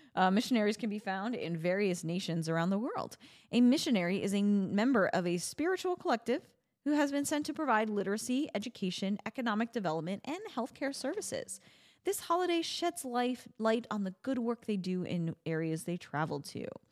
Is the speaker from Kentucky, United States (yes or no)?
no; New Jersey, United States; New Jersey. I was born in Jersey